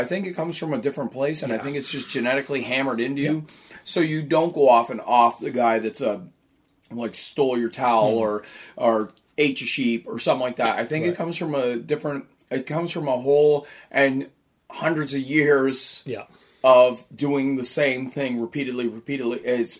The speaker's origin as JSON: {"language": "English", "region": "East Coast", "country": "United States", "said": "because I'm from the East Coast, that's hinging on not just religious"}